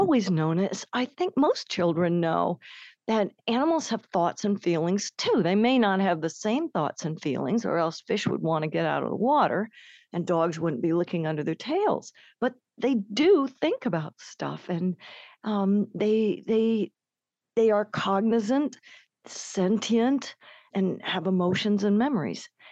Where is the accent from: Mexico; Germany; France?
Germany; I was born in Germany